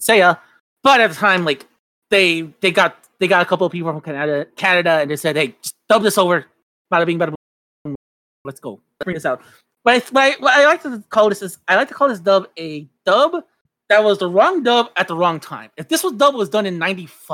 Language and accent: English; Mexico; now in United States; while I was growing up in Mexico